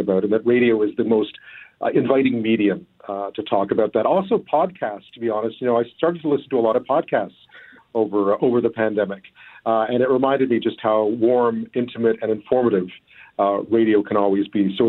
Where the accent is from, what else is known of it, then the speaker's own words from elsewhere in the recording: Montreal, Quebec, Canada; also born or lived in Toronto / Ottawa / Beijing / London, United Kingdom; now in Victoria, Canada; I am, yeah. I'm from Montreal originally.